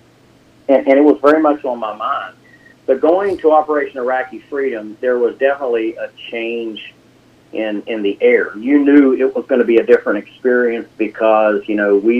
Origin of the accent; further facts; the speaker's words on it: Scott Depot, West Virginia, United States; I grew up in Scott Depot, West Virginia, which is in Putnam County, a small, very small community at the time, and went to Winfield High School, graduated in 1986